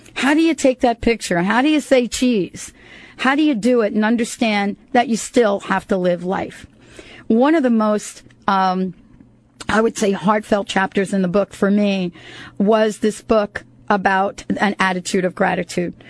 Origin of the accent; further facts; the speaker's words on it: United States; moved away; also born or lived in New York City / New Jersey; I grew up in New York and New Jersey